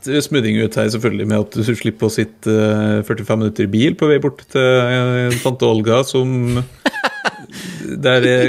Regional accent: Trøndelag, Norway; Ja, ja, altså, jeg er fra Trøndelag

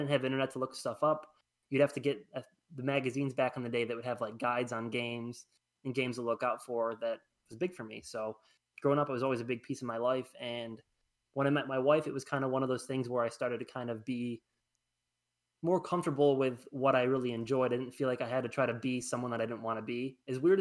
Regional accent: Attica, United States; I grew up in Attica

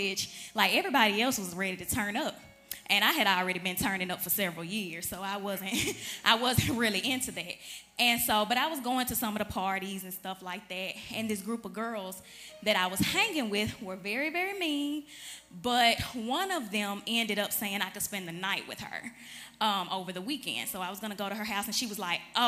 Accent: Chattanooga, Tennessee, United States; I'm from Chattanooga, Tennessee

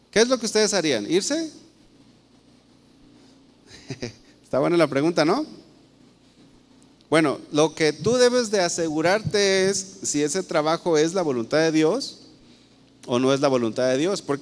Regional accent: Guadalajara, Jalisco, Mexico; yo creo que la mayoría de los que estamos aquí somos de aquí de Guadalajara y tenemos nuestro trabajo aquí en Guadalajara.

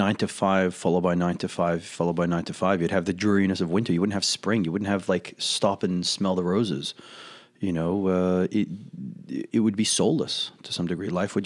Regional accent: Australia; accent: Australian; It's a few Australian, well, I can put on my accent if I need to.

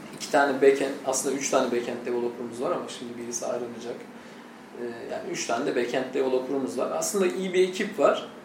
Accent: Trabzon, Turkey

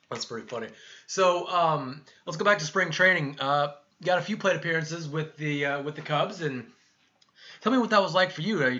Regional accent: Santa Clarita, California, United States; I'm from Santa Clarita, California.

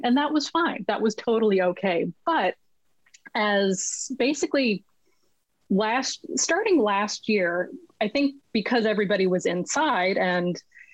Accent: Los Angeles, California, United States; moved away as an adult; now in Vancouver, Canada; I'm originally from Los Angeles, and I am currently sitting in a chair in Vancouver, British Columbia

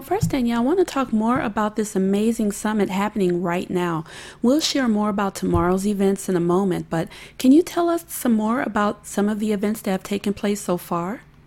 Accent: St. Louis, Missouri, United States; moved away; I was born and raised in St. Louis

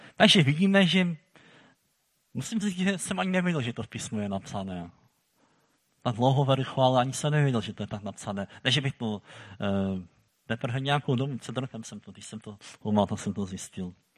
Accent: Silesia, Czechia; my tady u nás na Slezsku

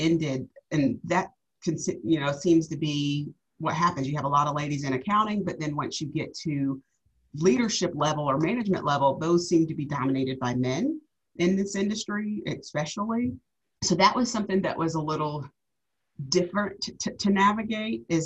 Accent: Georgia, United States; moved away as an adult; also born or lived in Tampa, Florida; I'm actually from the Georgia area

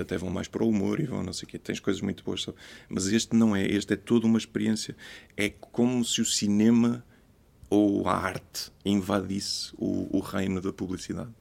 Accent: Porto, Norte, Portugal; also born or lived in New York; sou do Porto e cresci no Porto

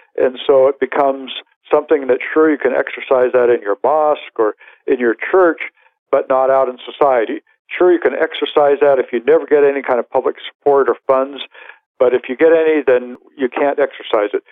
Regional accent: California, United States; moved away; I'm actually from California

